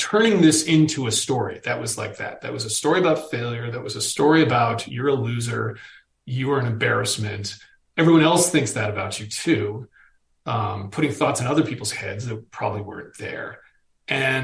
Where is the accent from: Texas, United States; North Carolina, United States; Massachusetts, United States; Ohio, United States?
Massachusetts, United States; Boston; I'm a Boston dude